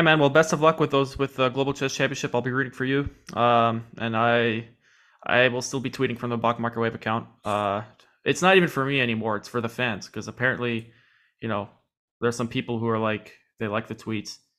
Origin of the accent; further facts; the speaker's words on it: New York City, New York, United States; I am from New York City